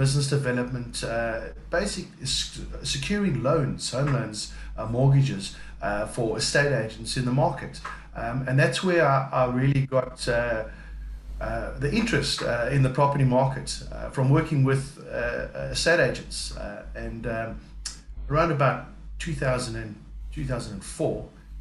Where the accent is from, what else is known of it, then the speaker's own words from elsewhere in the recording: South Africa; accent: South African; moved away as an adult; now in United Kingdom; I am definitely South African. I know that from birth. I've been living in the UK around about 3 years